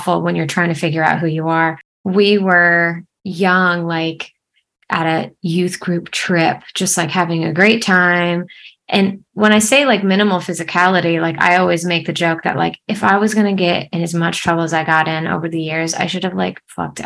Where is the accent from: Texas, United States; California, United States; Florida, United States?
Florida, United States; Fort Myers; also born or lived in Atlanta, Georgia; I actually was born here in Fort Myers, Florida. And I moved to Atlanta like briefly after I came out. And then I ended up coming back. But yeah, I was born and raised in Florida.